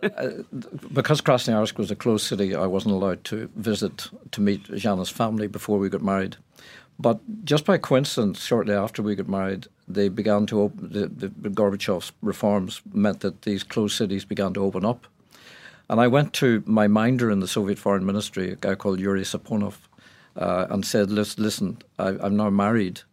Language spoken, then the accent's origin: English; Ireland; I came from Ireland